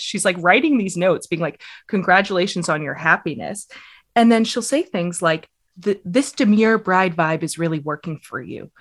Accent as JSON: {"language": "English", "country": "United States", "accent": "American", "said": "my American accent"}